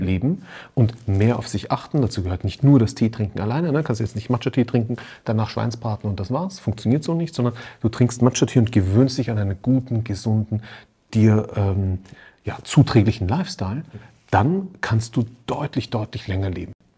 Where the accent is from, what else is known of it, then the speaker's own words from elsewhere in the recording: Austria; ich bin in Österreich aufgewachsen, da fährst du als Schüler immer zum Skifahren